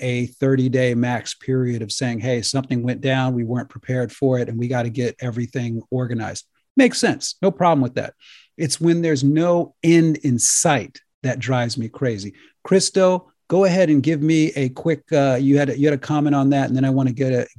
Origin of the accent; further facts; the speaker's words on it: United States; as an American